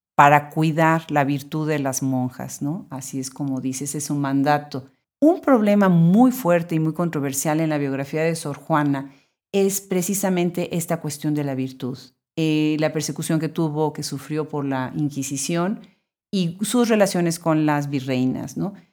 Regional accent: Puebla, Mexico; yo soy originariamente de Puebla

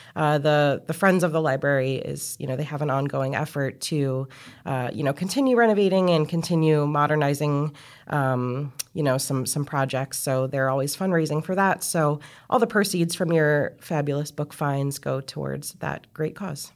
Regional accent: Riverhead, New York, United States; I was a kid growing up in Riverhead

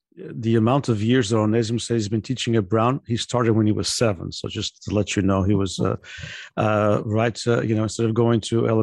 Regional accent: Terceira, Azores, Portugal; now in United States; I'm an immigrant from the island of Terceira.

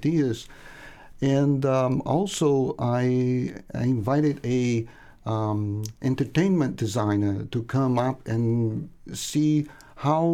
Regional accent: Brazil; English is a second language; moved away as an adult; I'm originally from Brazil, but I've been here for more than 35 years.

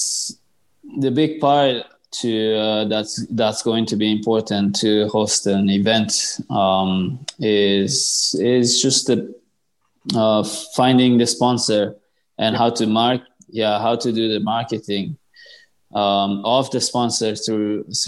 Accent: Japan; grow squash in Japan, my home country

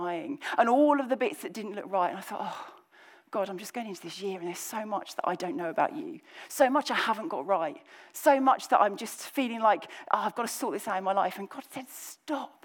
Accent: just under London, South East England, United Kingdom; accent: slightly Cockney; moved away as an adult; now in Birmingham, United Kingdom; I say those words because I grew up in the kind of southeast of England, just kind of under London

